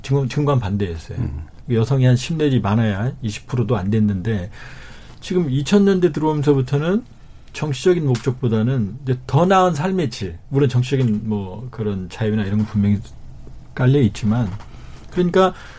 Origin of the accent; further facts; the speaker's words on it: North Korea; now in South Korea; 제가 남자 탈북민인데